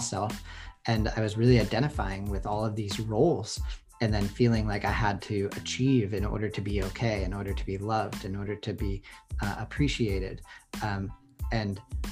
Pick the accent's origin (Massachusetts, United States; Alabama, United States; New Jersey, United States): Massachusetts, United States; Boston; accent: Boston; now in San Francisco, United States; I grew up in Boston